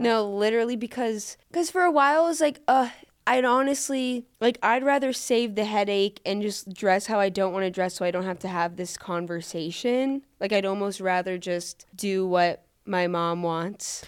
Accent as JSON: {"language": "English", "region": "Florida", "country": "United States", "also_born_or_lived": "New York / Boulder, Colorado", "accent": "New York", "moved": "as an adult", "said": "I'm from Florida. Even though where I am from in Florida is liberal"}